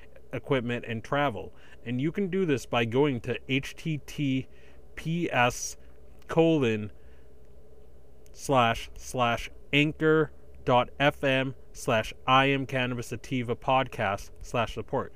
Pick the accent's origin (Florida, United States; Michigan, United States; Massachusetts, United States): Massachusetts, United States; eastern; in eastern Massachusetts in my hometown county that I live